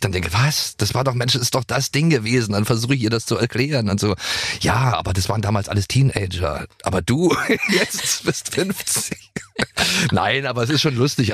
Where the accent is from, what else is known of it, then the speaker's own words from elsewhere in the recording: Germany; ich komme ja regelrecht nicht nur aus einer anderen Zeit, sondern aus, aus einem Land, was es auch nicht mehr gibt